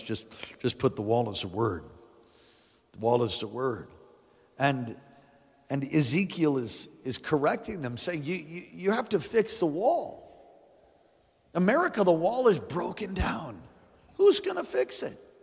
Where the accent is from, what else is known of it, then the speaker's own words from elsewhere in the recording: United States; I'm a Christian first before I'm, before I'm an American